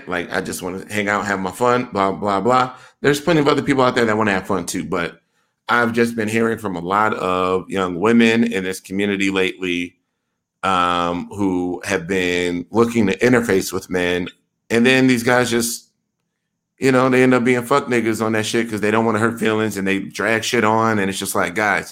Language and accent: English; Milwaukee, Wisconsin, United States; I am from Milwaukee, Wisconsin